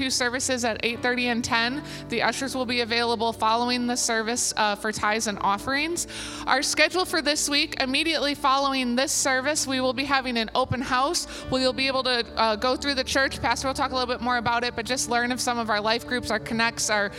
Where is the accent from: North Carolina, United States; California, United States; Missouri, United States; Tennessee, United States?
Missouri, United States; St. Louis; moved away; I'm from St. Louis